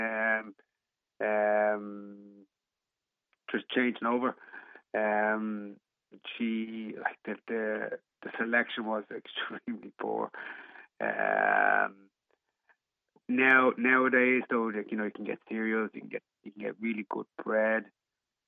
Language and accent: English; Ireland; as an Irish person